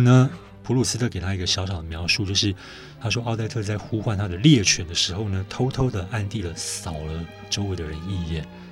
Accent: Taiwan; 我们台湾人

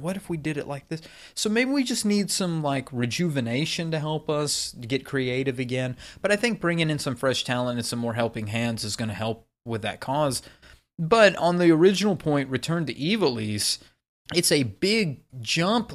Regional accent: Texas, United States; I'm from Texas

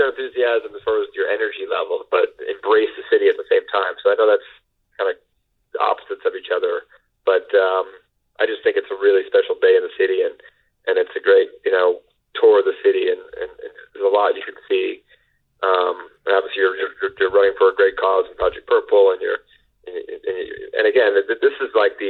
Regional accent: Long Island, New York, United States; I'm a local, you know, I grew up in Long Island, I went to college in Queens, I lived in the city all my life

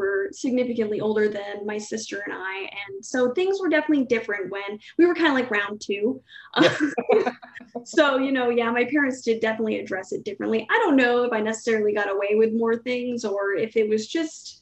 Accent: Sherburne, New York, United States; I was raised in Sherbourne, New York, which is about an hour southwest ish of Rome.

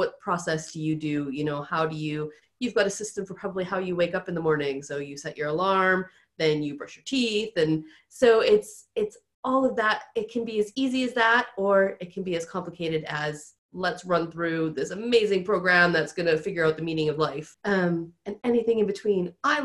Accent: United States; accent: American; moved away as an adult; now in United Kingdom; I am American, so if you guys can't tell from my accent, I have been over here in the UK for like 12 or 13 years now

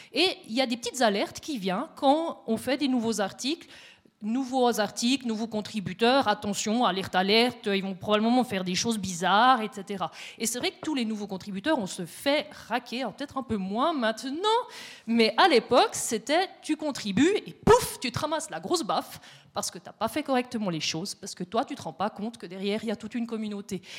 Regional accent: Neuchâtel, Switzerland; now in Biel/Bienne, Switzerland; je suis neuchâteloise aussi. J'habite à Bienne

